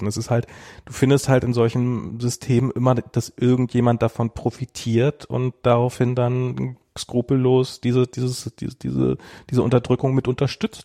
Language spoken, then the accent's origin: German; Berlin, Germany; als ich ein Kind war, in einer Mainzer Straße, also es gab äh, in, einer, in, in Friedrichshain